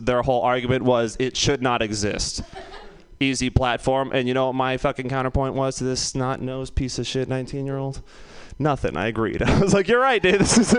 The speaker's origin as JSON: {"language": "English", "town": "San Francisco", "region": "California", "country": "United States", "said": "you're just like, I'm from San Francisco."}